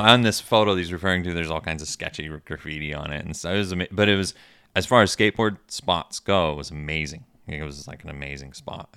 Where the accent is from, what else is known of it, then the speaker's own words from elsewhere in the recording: Michigan, United States; moved away as an adult; also born or lived in Steubenville, Ohio / Richmond; growing up in Michigan